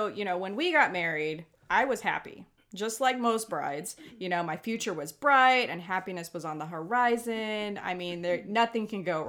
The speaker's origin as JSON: {"language": "English", "region": "Hawaii", "country": "United States", "said": "I'm the Hawaiian that can only doggy paddle."}